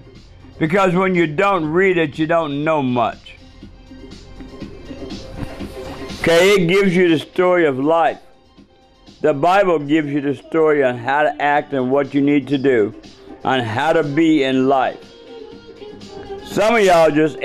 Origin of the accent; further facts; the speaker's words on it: Seattle, Washington, United States; University of Washington. That's my state. That's my hometown.